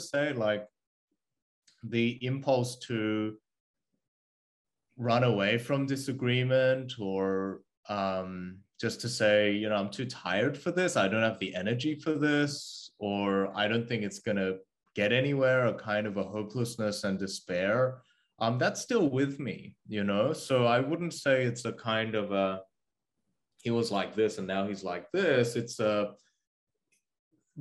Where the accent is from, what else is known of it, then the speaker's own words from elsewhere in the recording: Australia; English is a second language; also born or lived in South Korea; I was born in South Korea and I moved to Australia when I was 8. And I didn't have the language